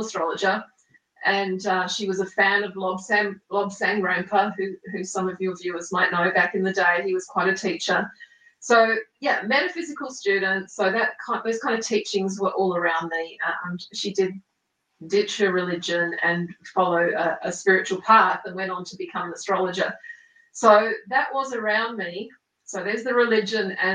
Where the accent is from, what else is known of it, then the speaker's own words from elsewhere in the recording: Australia; also born or lived in Italy / South Island, New Zealand; now in New Zealand; I was raised in Australia